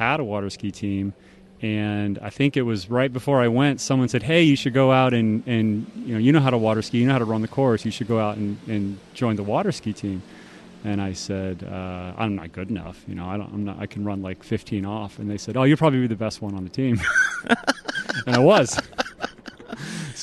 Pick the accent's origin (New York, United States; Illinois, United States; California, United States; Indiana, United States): Indiana, United States; I born and raised in Indiana, which has a pretty strong slalom skiing background.